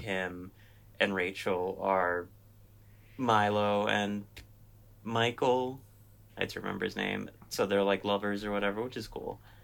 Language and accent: English; Philippines; I'm Filipino